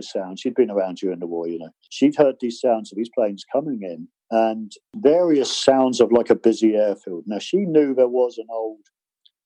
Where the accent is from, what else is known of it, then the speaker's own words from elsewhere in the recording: Bude, South West England, United Kingdom; my hometown at the time, which was Bude